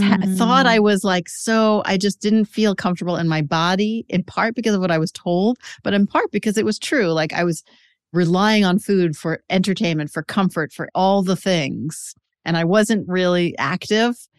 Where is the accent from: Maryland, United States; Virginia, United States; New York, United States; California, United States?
New York, United States; New York City; I grew up in Queens in a Jewish mm-hmm. family